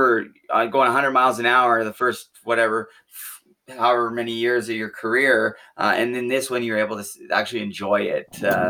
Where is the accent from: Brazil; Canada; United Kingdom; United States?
Canada; Vancouver, British Columbia; I grew up in Vancouver